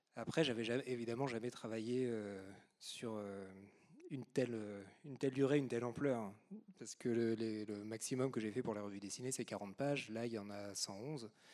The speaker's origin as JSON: {"language": "French", "region": "Normandy", "country": "France", "said": "je suis normand"}